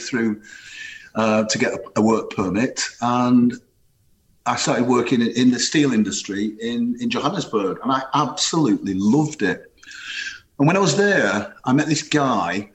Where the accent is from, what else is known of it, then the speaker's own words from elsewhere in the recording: Rossendale, North West England, United Kingdom; moved away; also born or lived in South Africa; growing up on a huge housing estate north of Manchester, a place called Edgeside in Rosendale